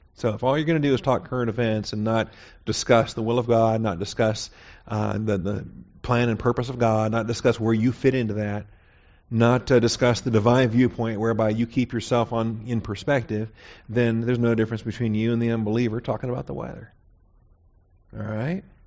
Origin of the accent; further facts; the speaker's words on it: Seattle, Washington, United States; I was born and raised in Seattle, Washington.